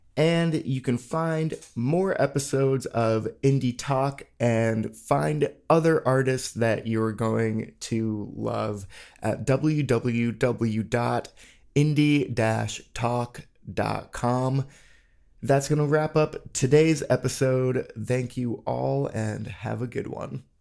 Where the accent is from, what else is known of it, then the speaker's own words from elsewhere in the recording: New England, United States; now in Austin, United States; I grew up in New England